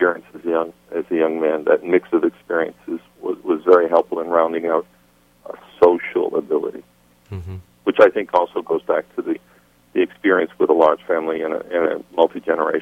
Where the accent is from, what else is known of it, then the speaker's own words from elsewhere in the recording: Winchester, Massachusetts, United States; moved away as an adult; also born or lived in Malden, Massachusetts / Cambridge, Massachusetts / Zambia / Botswana; I grew up on the North Shore of Boston. I was born, my parents were living in Malden, Massachusetts. When I was a very young child, they moved to Winchester